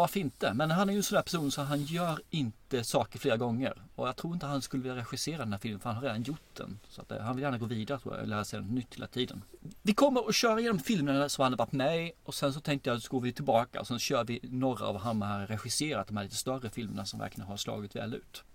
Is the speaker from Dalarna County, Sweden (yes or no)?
no; Angelstad, Kronoberg County, Sweden; Småland utanför Ljungby, en byhåla som heter Angelstad